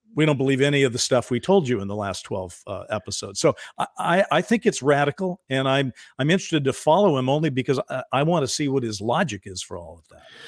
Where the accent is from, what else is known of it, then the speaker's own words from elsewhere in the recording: United States; as an American